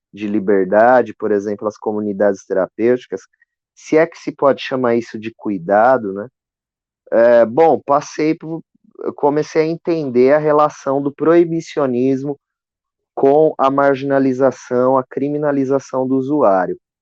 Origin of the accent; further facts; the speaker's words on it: Osasco, São Paulo, Brazil; eu cresci aqui em Osasco, né, no, na periferia de Osasco